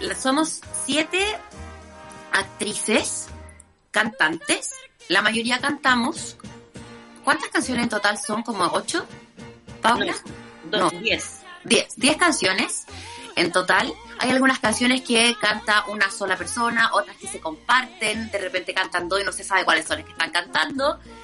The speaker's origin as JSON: {"language": "Spanish", "town": "Concepción", "region": "Biobío", "country": "Chile", "said": "Yo soy de Concepción"}